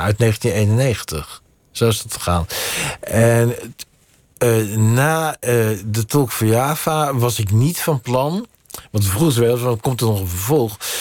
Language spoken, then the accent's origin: Dutch; Netherlands; ik ben in Nederland geboren